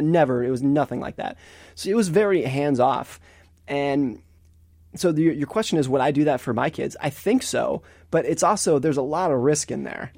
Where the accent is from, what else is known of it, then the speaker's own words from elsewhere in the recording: Lake Tahoe, California, United States; I grew up in Lake Tahoe, California